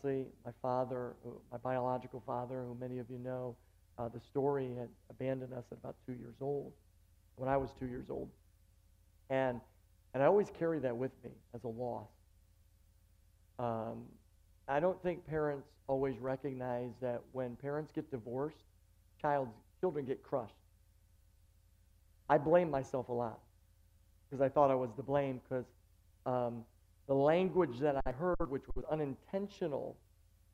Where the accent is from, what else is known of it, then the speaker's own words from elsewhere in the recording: Buffalo, New York, United States; moved away as an adult; now in Long Island, United States; I'm just a nobody kid from Buffalo, New York that grew up to just pastor a church in Long Island.